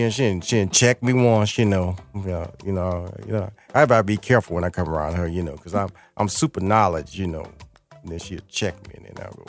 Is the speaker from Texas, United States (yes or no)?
yes; Houston, Texas, United States; I grew up near Missouri City